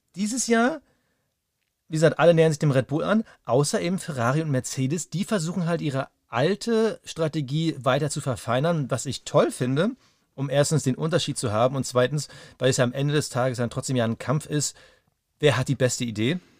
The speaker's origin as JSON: {"language": "German", "country": "Germany", "said": "für uns als Deutsche"}